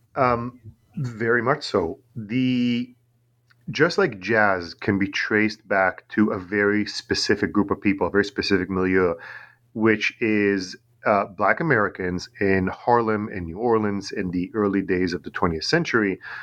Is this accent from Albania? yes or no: no; Tel Aviv, Tel Aviv District, Israel; English is a second language; also born or lived in New York, United States; now in Long Island, United States; I'm originally from Tel Aviv in Israel.